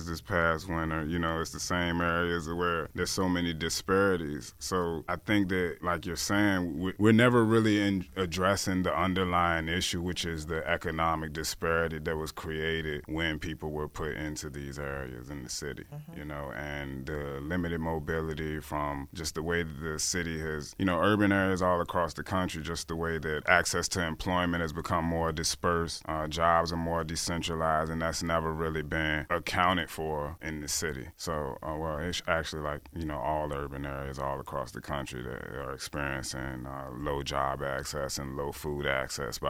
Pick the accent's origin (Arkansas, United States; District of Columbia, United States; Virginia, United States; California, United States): Virginia, United States; Richmond; I'm from Richmond